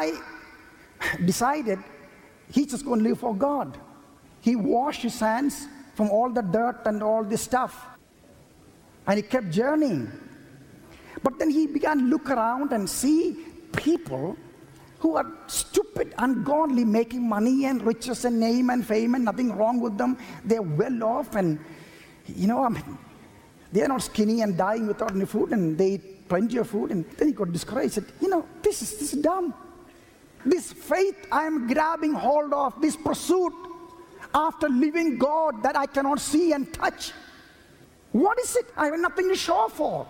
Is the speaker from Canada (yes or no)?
no; India; I was born in India